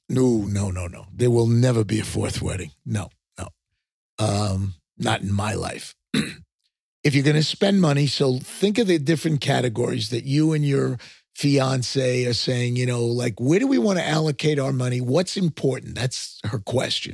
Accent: Long Island, New York, United States; accent: New York; moved away; also born or lived in Texas; I grew up on Long Island

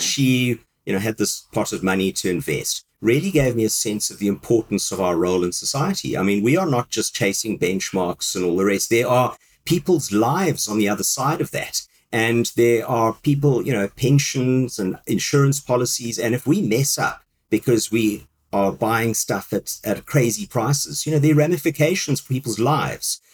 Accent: South Africa; moved away as an adult; now in United Kingdom; my country where I grew up in South Africa

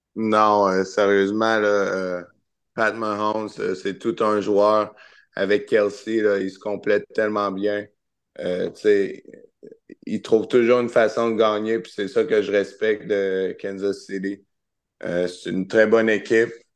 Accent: Charny, Quebec, Canada; je viens de Charny

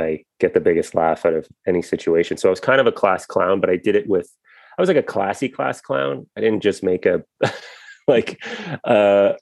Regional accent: Guelph, Ontario, Canada; Born in Guelph, Ontario, which was just, at the time when I was born, I think the population was 60,000.

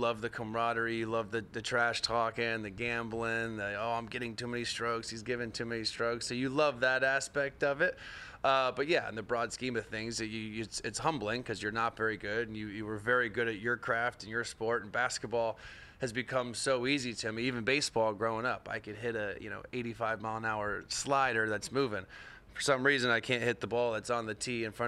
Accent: Orlando, Florida, United States; growing up in Orlando

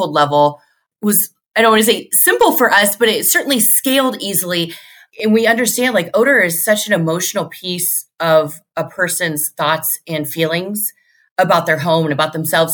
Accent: Central Illinois, United States; I'm from Central Illinois

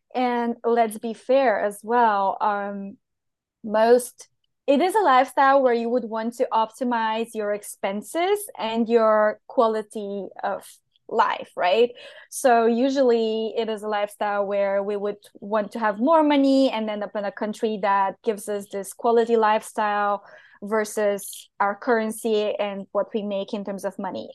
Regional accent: Bulgaria; English is a second language; moved away as an adult; also born or lived in Portugal; where I come from

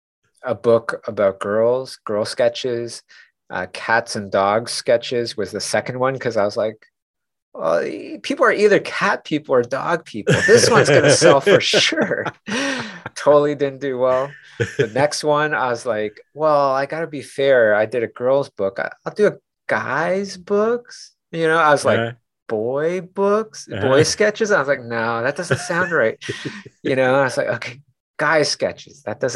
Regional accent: Canada; Kay and I were just like, oh, that's because we're from Canada, you know, instead of saying we're new.

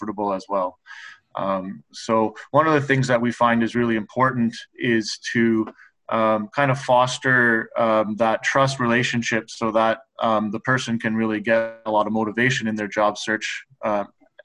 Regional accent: Guelph, Ontario, Canada; also born or lived in Japan / West Coast (Canada); I grew up in Guelph, just outside of Guelph, so locally

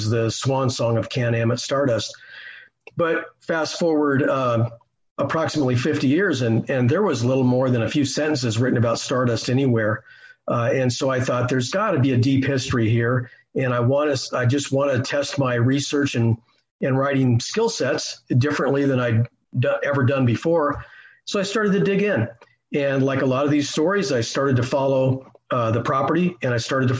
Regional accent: Las Vegas, Nevada, United States; moved away; I grew up in the Las Vegas Valley before I moved away

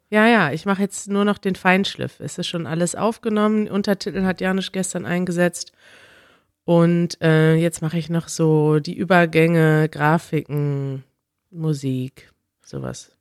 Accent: Germany; als Deutsche

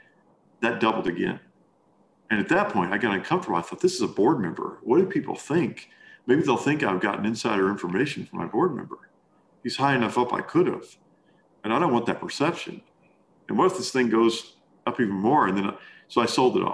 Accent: Kentucky, United States; moved away as an adult; also born or lived in Arkansas; I grew up in Kentucky

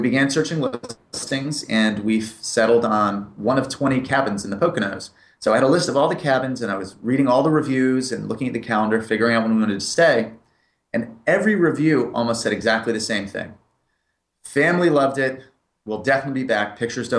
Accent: United Kingdom; moved away as an adult; also born or lived in Springfield, Massachusetts, United States; I moved to the United Kingdom when I was 8 years old and lived there till I was 18

